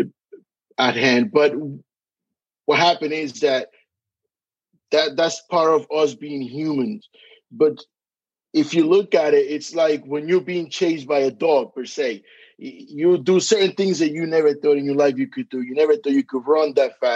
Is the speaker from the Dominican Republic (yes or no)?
yes; Dominican Republic; accent: Hispanic; also born or lived in Passaic, New Jersey / New York; now in Atlanta, United States; can tell by the accent, I am Hispanic. I am from the Dominican Republic, but I spent 20 years living in New York, and now I reside